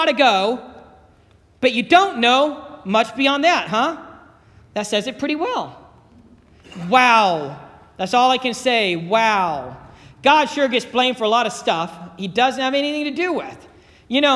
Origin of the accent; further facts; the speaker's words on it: Dayton, Ohio, United States; also born or lived in Cincinnati / Alliance, Ohio; now in Youngstown, United States; I grew up in Dayton. I'm not from Youngstown. I moved to Cincinnati, and then from Cincinnati, Megan and I moved to Alliance, and from Alliance to over here